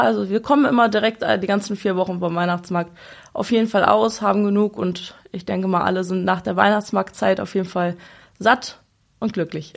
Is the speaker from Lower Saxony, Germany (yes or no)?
yes; Braunschweig, Lower Saxony, Germany; wir sind hier in Braunschweig immer zur Schule gegangen